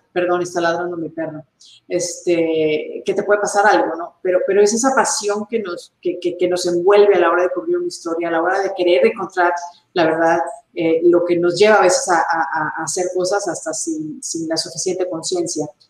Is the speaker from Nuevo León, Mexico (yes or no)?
yes; Monterrey, Nuevo León, Mexico; yo empecé mi carrera en Monterrey, México, la ciudad donde yo nací